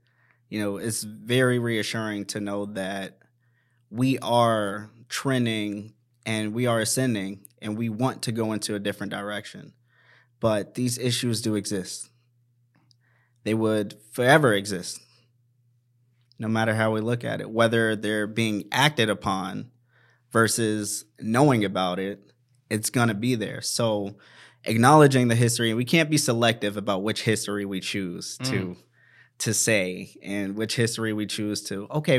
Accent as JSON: {"language": "English", "town": "Washington", "region": "District of Columbia", "country": "United States", "said": "And that struck home for me because I'm from Washington, mm-hmm. D.C."}